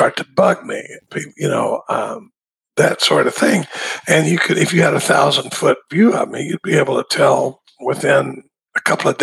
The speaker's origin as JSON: {"language": "English", "town": "Dallas", "region": "Texas", "country": "United States", "tie": "born or raised there", "said": "I grew up in Dallas"}